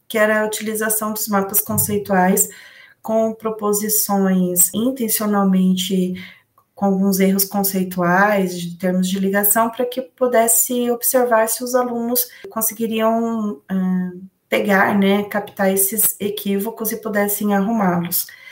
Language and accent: Portuguese; Londrina, Paraná, Brazil; eu sou do Paraná, né, da cidade de Londrina